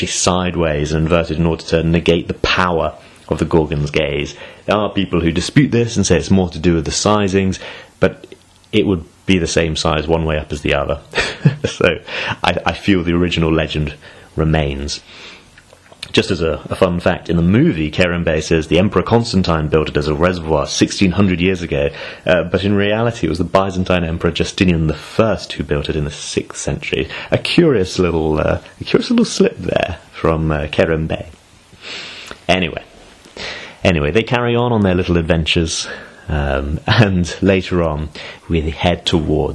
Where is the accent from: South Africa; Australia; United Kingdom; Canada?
United Kingdom; I'm British